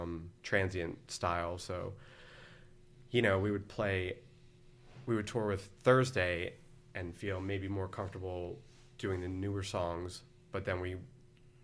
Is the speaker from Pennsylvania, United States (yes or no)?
yes; Philadelphia, Pennsylvania, United States; I'm from Philadelphia